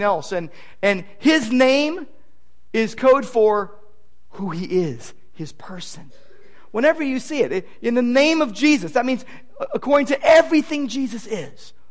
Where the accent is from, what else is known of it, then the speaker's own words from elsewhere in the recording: Downey, California, United States; When I was a kid growing up in Downey, my dad was an L.A. policeman